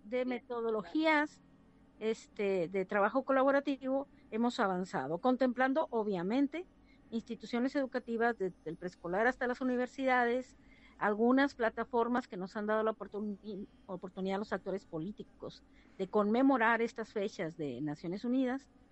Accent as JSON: {"language": "Spanish", "town": "Cócorit", "region": "Sonora", "country": "Mexico", "tie": "born or raised there", "moved": "yes", "said": "Cocori, Sonora, que allá es mi tierra, ese es, ese es mi rancho, es, el área donde yo nací y crecí"}